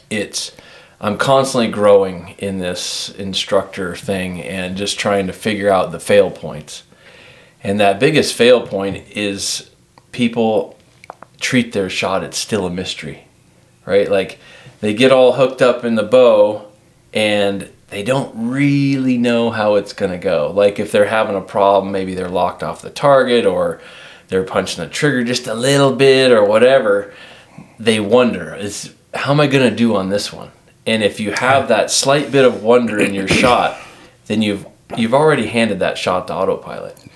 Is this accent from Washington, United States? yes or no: yes; Washington, United States; I don't even like to say I'm from Washington anymore, though.